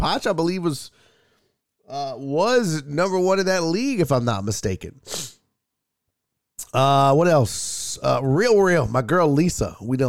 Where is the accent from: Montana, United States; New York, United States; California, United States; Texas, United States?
Texas, United States; Houston; I'm from Houston, so I love to be able to perform in my hometown, but getting on the road is fun, man.